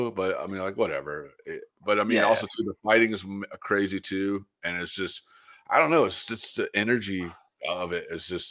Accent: Pensacola, Florida, United States; moved away as an adult; now in San Diego, United States; I'm originally from Florida. So I'm originally from Pensacola, Florida. Then after high school, '95, '96, I took off and moved to San Diego. But all my family's from Pittsburgh area

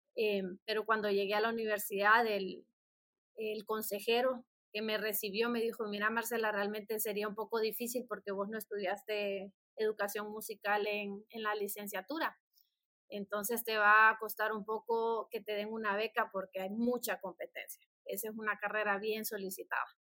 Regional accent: San Pedro Sula, Cortés, Honduras; soy originaria de San Pedro Sula, la ciudad de los Orzales.

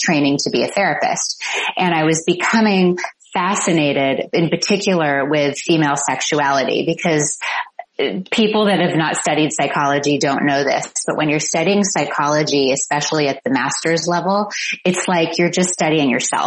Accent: Palos Verdes, California, United States; My parents still live in the same house that I grew up in Palos Verdes

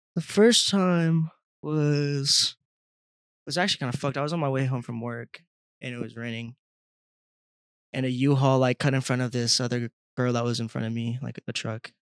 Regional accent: Colorado, United States; I'm from Colorado

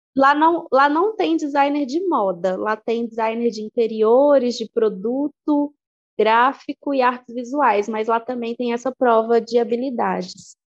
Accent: Igarapé, Minas Gerais, Brazil; now in Belo Horizonte, Brazil; eu sou de Igarapé, mas eu estudei, me formei aqui em Belo Horizonte.

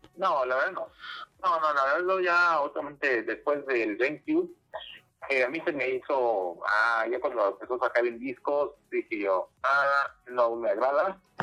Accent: Mexico; mexicanos somos norteamericanos

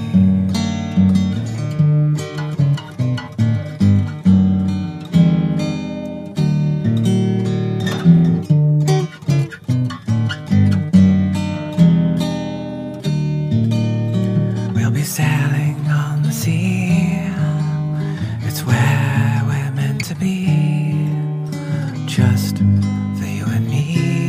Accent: England, United Kingdom; I'm English

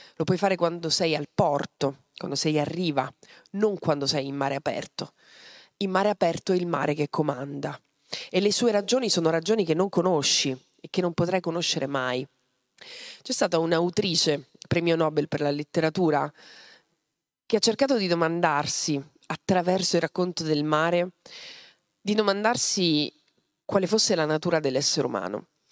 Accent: Mazara del Vallo, Sicily, Italy; Io sono nata a Mazzara del Vallo

